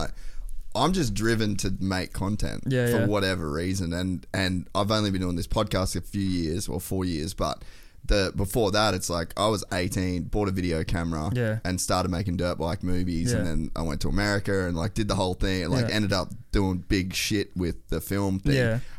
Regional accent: Cairns, Queensland, Australia; coming from a remote place, like I come from Cairns

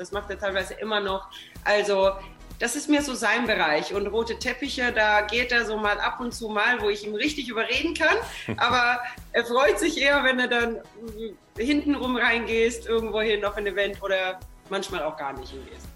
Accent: Sweden; now in Germany; ich komme aus Schweden

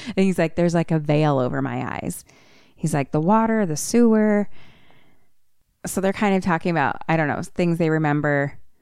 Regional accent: Philadelphia, Pennsylvania, United States; accent: Philly; my Philly accent

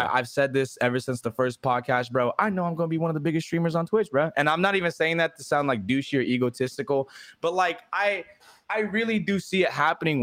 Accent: California, United States; now in Texas, United States; when I moved out here to Texas, because I'm from California

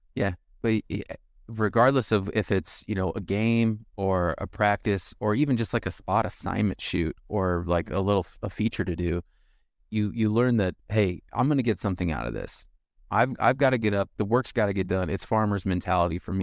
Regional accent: County 42, Nebraska, United States; I'm from forty-two County

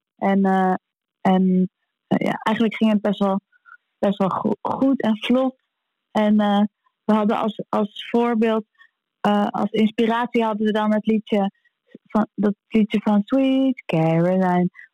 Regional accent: Amsterdam, North Holland, Netherlands; we als Amsterdammer

